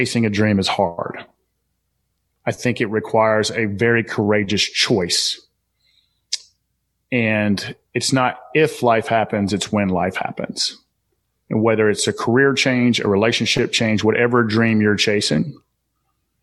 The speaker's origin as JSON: {"language": "English", "region": "Southern", "country": "United States", "accent": "Southern", "said": "my Southern accent"}